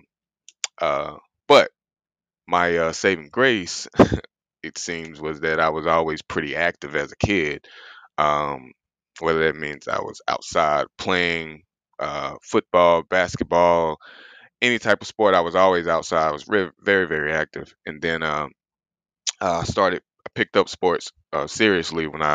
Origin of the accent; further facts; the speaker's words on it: South Carolina, United States; I'm a small town kid out of South Carolina. Probably didn't grow up with the healthiest of backgrounds. As a matter of fact, I'm from the South, so we do a lot of soul food cooking down here.